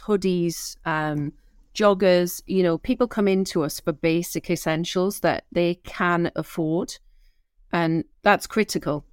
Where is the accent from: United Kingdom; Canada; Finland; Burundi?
United Kingdom; Newcastle upon Tyne, North East England; I'm a Geordie.